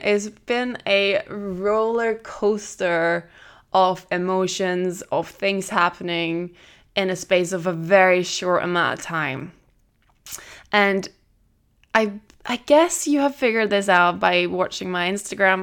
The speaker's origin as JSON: {"language": "English", "country": "Norway", "also_born_or_lived": "Tenerife, Spain / Edinburgh, United Kingdom", "moved": "yes", "lives_now": "France", "said": "I'm originally from Norway. I lived in Tenerife for four years, and I'd lived in Edinburgh now"}